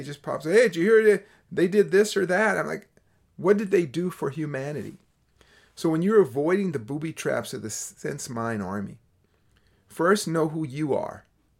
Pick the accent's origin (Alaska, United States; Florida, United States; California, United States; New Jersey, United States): California, United States; Berkeley; It's strange for me to hear that because I grew up in Berkeley, California as a child.